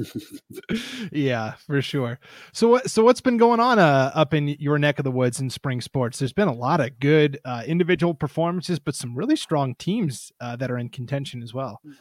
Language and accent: English; Montana, United States; I grew up in Montana